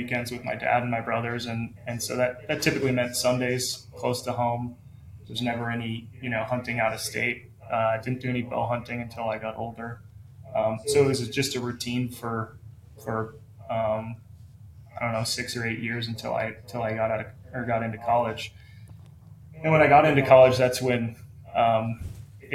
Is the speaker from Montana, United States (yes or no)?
yes; Missoula, Montana, United States; So I'm from Missoula. That's where I live, Missoula, Montana. Born and raised my whole life